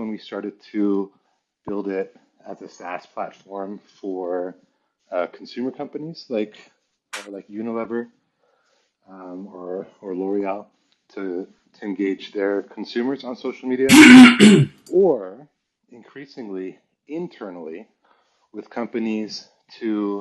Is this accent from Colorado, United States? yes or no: no; Palo Alto, California, United States; moved away as an adult; also born or lived in Paris / Santa Barbara / China; they ended up in Palo Alto. So that's where I grew up until 24 when I went to China.